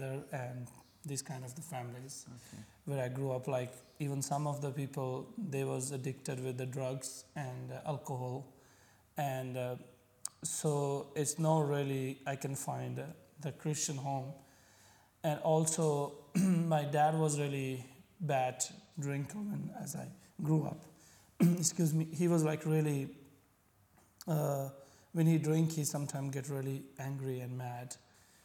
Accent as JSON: {"language": "English", "region": "Punjab", "country": "Pakistan", "tie": "born or raised there", "first_language": "Punjabi", "second_language": "English", "moved": "as an adult", "lives_now": "Abu Dhabi, United Arab Emirates", "said": "I come from Pakistan."}